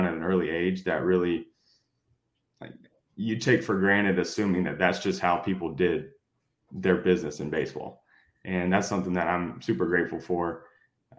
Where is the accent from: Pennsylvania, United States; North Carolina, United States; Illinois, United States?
North Carolina, United States; Greensboro; moved away as an adult; also born or lived in Shelby, North Carolina; now in Houston, United States; I was born in Shelby, North Carolina. I lived there until I was 8 years old. My family moved to Greensboro, North Carolina at that time. So for, fifth grade through high school, I lived in Greensboro